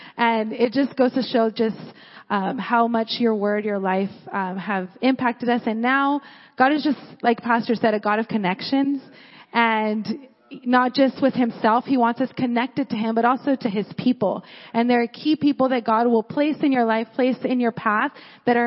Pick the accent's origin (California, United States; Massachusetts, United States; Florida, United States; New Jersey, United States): California, United States; Porterville; I'm from Porterville